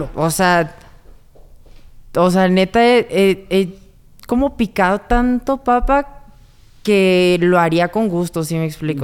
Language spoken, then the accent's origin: Spanish; Monterrey, Nuevo León, Mexico; yo vengo de Monterrey y allá, o sea, de 10 palabras, 11 son maldiciones